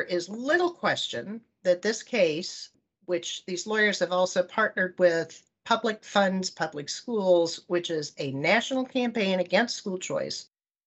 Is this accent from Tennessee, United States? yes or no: no; Canton, Ohio, United States; moved away; I grew up in Canton, Ohio